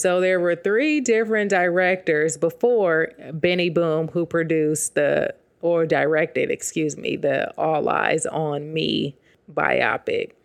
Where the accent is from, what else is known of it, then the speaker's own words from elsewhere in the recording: West Coast, United States; I'm from the West Coast